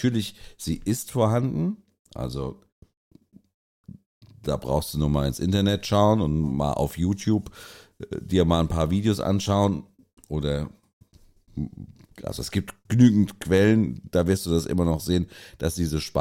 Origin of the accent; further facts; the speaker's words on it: Mainz, Rhineland-Palatinate, Germany; also ich bin froh, ich bin Mainzer